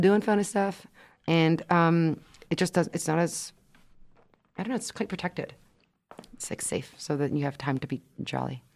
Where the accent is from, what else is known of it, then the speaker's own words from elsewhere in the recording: Quebec, Canada; moved away; also born or lived in United States; the images that we grew up in, in Quebec especially